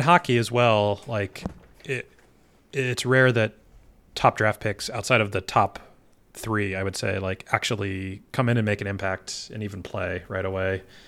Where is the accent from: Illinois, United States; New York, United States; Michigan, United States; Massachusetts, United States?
Michigan, United States; I was born in Michigan